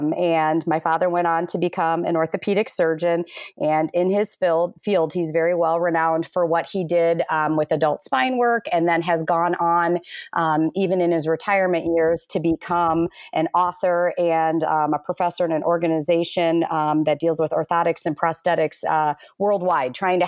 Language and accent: English; Minnesota, United States; born there; I was born in Minnesota, but I've been raised all over